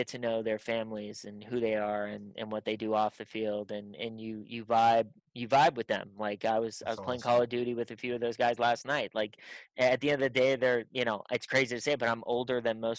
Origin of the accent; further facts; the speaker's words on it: Pittsburgh, Pennsylvania, United States; My name in Pittsburgh means something, which is exciting because that's my hometown.